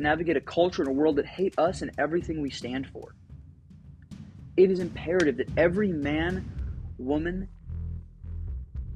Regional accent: United States; as freeborn American men and women

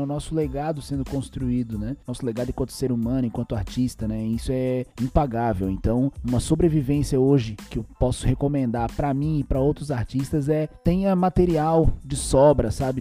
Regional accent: Brazil; Nós aqui que somos aqui do Brasil

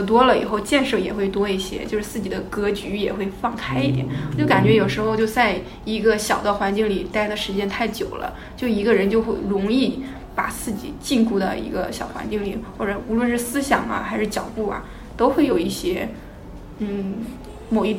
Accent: Hebei, China; 我老家河北的。

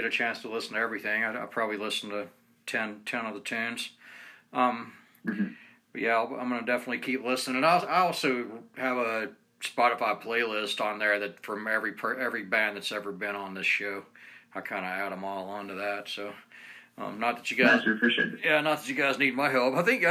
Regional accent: Marietta, Georgia, United States; moved away as an adult; now in Ogden, United States; I'm originally from Marietta, Georgia

